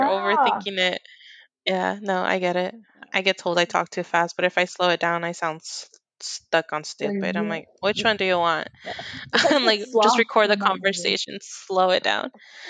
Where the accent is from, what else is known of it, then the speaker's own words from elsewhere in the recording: California, United States; born there; No, I was born in California.